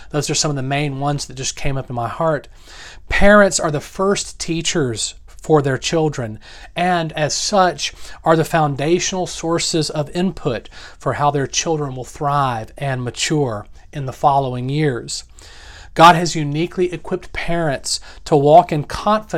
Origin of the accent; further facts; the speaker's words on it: the South, United States; Growing up in the South